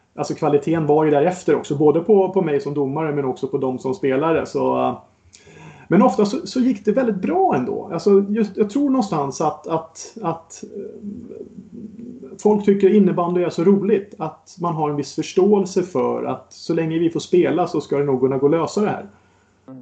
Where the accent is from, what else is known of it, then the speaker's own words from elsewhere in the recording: Botkyrka, Stockholm County, Sweden; så är jag uppväxt ute i norra Botkyrka